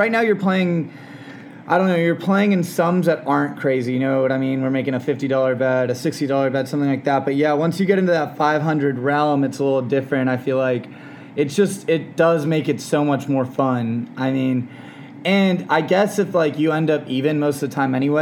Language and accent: English; San Diego, California, United States; now in Los Angeles, United States; I'm from San Diego